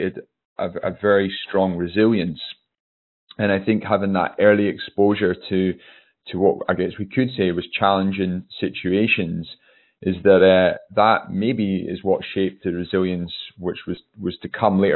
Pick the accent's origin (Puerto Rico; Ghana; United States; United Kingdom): United Kingdom; Newtonmore, Scotland; I grew up in the Highlands of Scotland.